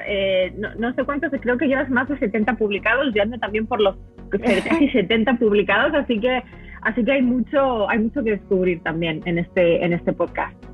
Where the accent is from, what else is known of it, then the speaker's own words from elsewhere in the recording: Madrid, Community of Madrid, Spain; moved away as an adult; also born or lived in United States / Africa; Yo soy española de nacimiento, me crié en, Madrid, soy madrileña, pero vine a Estados Unidos a, hacer una maestría